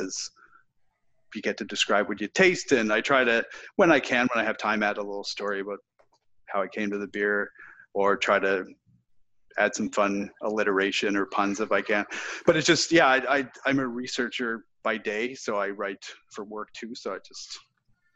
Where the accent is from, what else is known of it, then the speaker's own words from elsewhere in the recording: Nova Scotia, Canada; moved away; also born or lived in Halifax; growing up in Nova Scotia